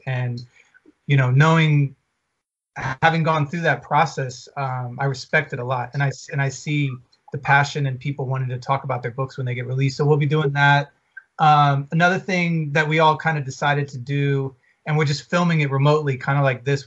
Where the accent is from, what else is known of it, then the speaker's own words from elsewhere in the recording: Atlanta, Georgia, United States; now in Los Angeles, United States; we're from Atlanta. We live